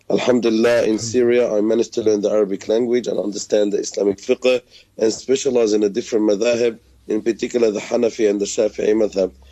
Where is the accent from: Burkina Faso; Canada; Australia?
Australia; Sydney, New South Wales; I was born and raised here in Sydney, Australia. My parents come from an Arab Palestinian background who migrated to Sydney in the late 60s. I went to local schools here